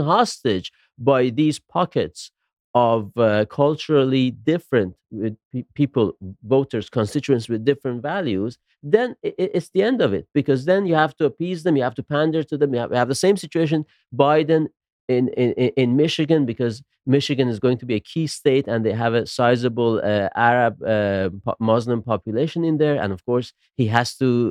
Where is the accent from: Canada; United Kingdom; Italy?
Italy; Bologna, Emilia-Romagna; moved away; also born or lived in Rome; I wasn't born in Bologna in Italy, I was born in Rome